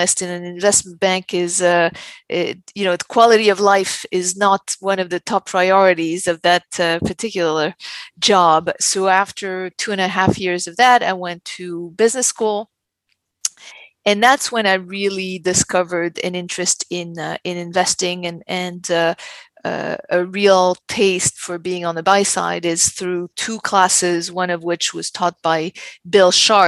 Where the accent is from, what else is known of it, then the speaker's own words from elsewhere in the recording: France; moved away as an adult; also born or lived in New York / Los Angeles; But I was born and raised in France.